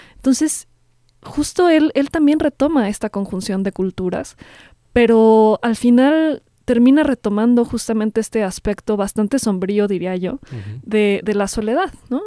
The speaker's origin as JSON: {"language": "Spanish", "country": "Mexico", "said": "nos conforman como mexicanos"}